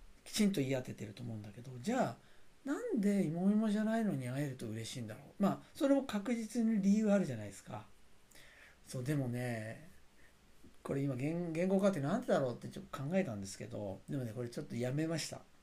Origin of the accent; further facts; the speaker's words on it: Sagamihara, Kanagawa, Japan; 相模原で、まあ、過ごしあの自分は生まれ育ったんですね